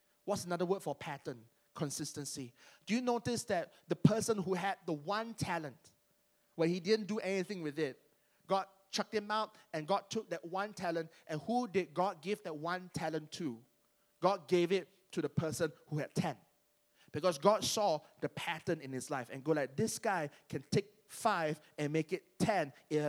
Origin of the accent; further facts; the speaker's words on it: Penang, Malaysia; I was there in church wearing slippers and shorts because I'm from Penang and that's our uniform.